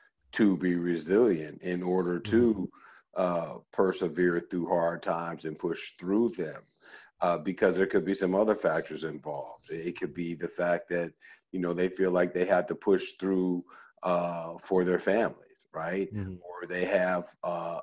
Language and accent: English; Oakland, California, United States; also born or lived in Chicago, Illinois; I was born in Chicago and born on the south side of Chicago. And even though I moved to Oakland at a fairly young age, at 7